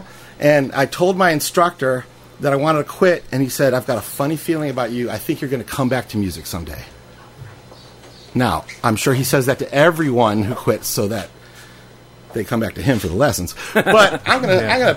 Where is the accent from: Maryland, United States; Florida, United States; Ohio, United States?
Ohio, United States; Shaker Heights; I grew up in Shaker Heights, which is outside of Cleveland